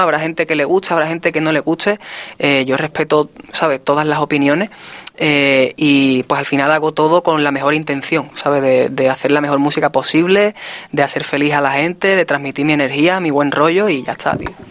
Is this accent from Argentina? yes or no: no; Spain; aquí en mi país